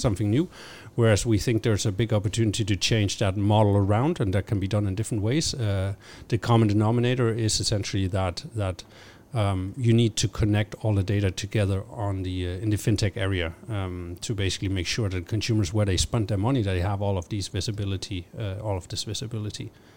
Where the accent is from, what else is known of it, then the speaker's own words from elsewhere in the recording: Denmark; I'm originally from Denmark.